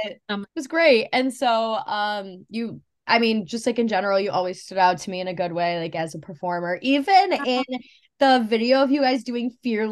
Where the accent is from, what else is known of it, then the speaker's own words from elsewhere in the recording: Farmington Hills, Michigan, United States; I live in my childhood bedroom in Michigan